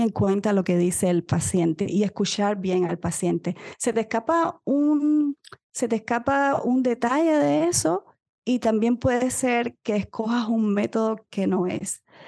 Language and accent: Spanish; Cuba; moved away; soy médico cubana viviendo en otro país